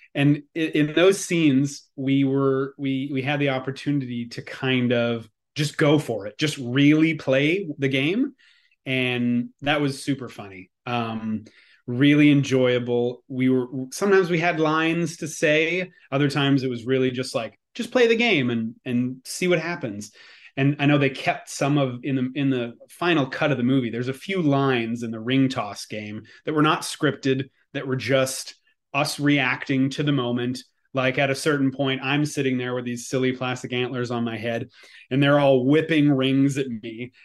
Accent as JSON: {"language": "English", "region": "Quebec", "country": "Canada", "accent": "Quebecois", "said": "my Quebecois accent"}